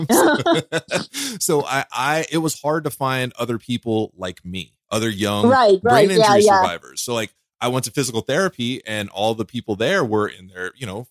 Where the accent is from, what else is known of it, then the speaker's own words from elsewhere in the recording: Los Angeles, California, United States; I grew up in California, right? So there's every school I went to was predominantly Asian. You know, like where I was, like